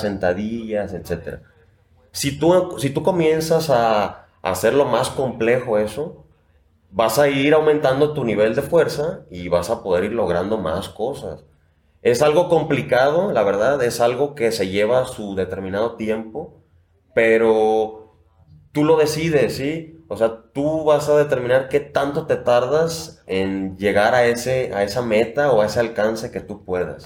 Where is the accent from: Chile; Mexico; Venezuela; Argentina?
Mexico; La Floresta, Nayarit; also born or lived in Tepic; Yo vivo en la floresta eh, perdón, vivía, ahí crecí